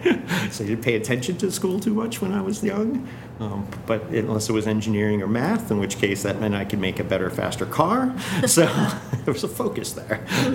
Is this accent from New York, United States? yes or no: no; Bellefonte, Pennsylvania, United States; born there; I'm from Pennsylvania, Bellefonte, Pennsylvania is where I was born. So Central State. It's a town not too far away from State College. That's where my family partially is from.